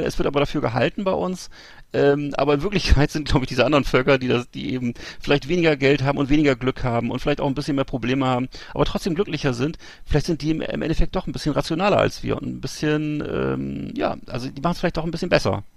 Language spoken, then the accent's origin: German; Germany; als Deutsche